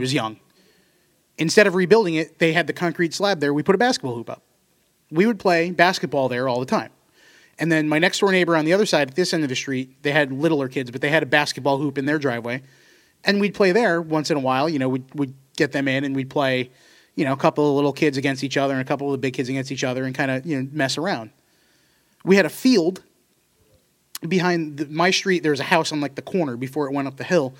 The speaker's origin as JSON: {"language": "English", "town": "Seymour", "region": "Connecticut", "country": "United States", "tie": "born or raised there", "said": "where I grew up in Seymour."}